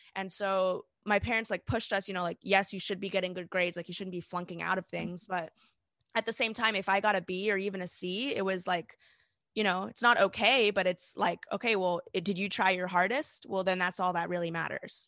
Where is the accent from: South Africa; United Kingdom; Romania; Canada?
South Africa; I was born in South Africa to South African parents